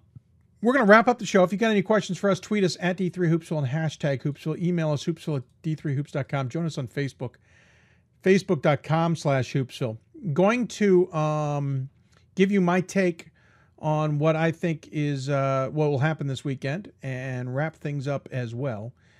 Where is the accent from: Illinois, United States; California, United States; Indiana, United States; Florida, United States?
Illinois, United States; Chicago; moved away; I grew up in Chicago, so I'm also going to take the chance to go see some my old city.